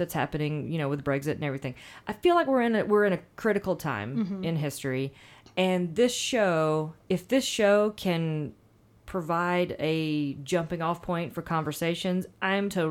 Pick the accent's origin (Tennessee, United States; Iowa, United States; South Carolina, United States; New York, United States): South Carolina, United States; Anderson; I'm from Anderson, South Carolina, which is a little less than 2 hours from Atlanta. So, and I have family in Atlanta. So I was in Atlanta a lot growing up